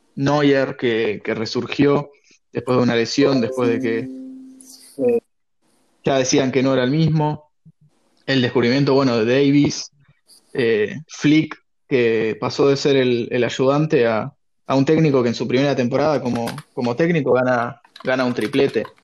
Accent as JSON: {"language": "Spanish", "country": "Argentina", "tie": "born or raised there", "also_born_or_lived": "Hamburg, Germany", "said": "Yo nací en Hamburgo, en Alemania, y a los seis años me vine a vivir acá a Argentina"}